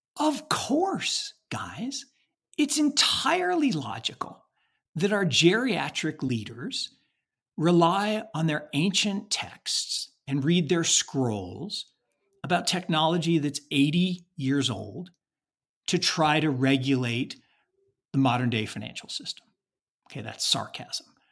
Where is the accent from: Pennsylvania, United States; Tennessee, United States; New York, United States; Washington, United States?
Washington, United States; Seattle; when I was growing up in Seattle, Washington